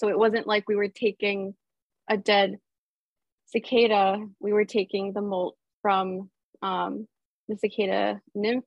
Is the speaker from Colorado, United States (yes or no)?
no; Baltimore, Maryland, United States; I grew up in Baltimore, Maryland